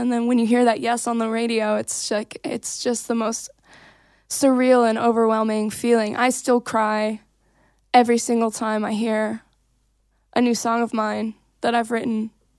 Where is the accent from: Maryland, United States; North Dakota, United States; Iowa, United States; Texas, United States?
Iowa, United States; Davenport; And I was like, I'm from Davenport, which are literally neighboring towns.